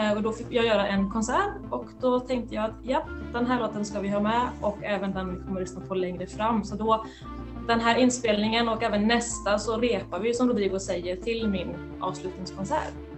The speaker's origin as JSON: {"language": "Swedish", "town": "Skara", "region": "Västra Götaland", "country": "Sweden", "tie": "born or raised there", "also_born_or_lived": "Santiago, Chile"}